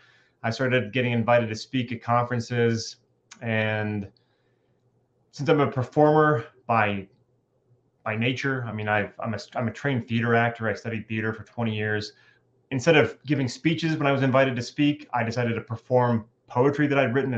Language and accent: English; Southern California, United States; moved away as an adult; also born or lived in Bay Area, California; now in North Idaho, United States; I'm a Californian and I spent most of my life in Southern California, but I also lived in the Bay Area for a bit.